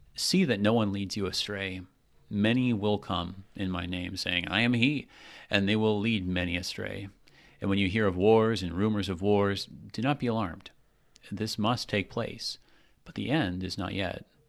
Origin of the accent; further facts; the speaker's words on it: United States; as an American myself